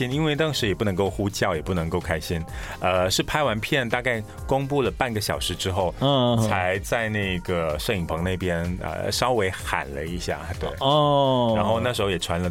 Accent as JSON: {"language": "Chinese", "country": "Malaysia", "said": "我又是来自马来西亚"}